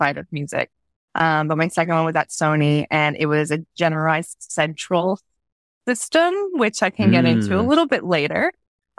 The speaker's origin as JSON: {"language": "English", "region": "New York", "country": "United States", "tie": "born or raised there", "said": "I grew up in New York and I was never allowed to go to Times Square."}